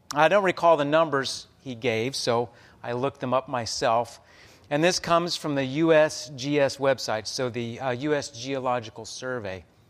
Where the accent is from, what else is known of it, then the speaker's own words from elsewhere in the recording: Amarillo, Texas, United States; now in Omaha, United States; my hometown of Amarillo, Texas